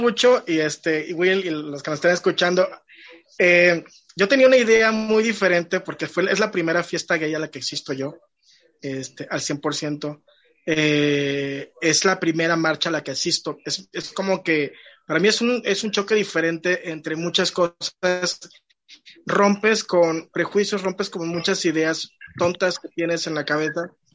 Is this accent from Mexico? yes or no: yes; Poza Rica, Veracruz, Mexico; Poza Rica, de donde yo vengo